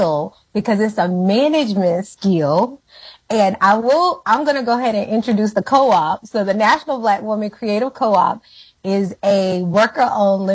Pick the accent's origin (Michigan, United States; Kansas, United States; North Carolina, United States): North Carolina, United States; Ahoskie; also born or lived in California; now in Atlanta, United States; So I'm from that small town. It is known for having a history of free people of color. So I think it's an interesting town. I didn't know how interesting it was until I moved out, but I grew up there